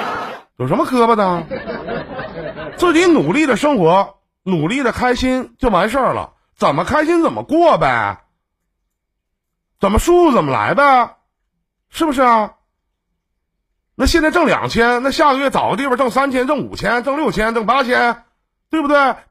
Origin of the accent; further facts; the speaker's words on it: Northeast China, China; 我们东北这边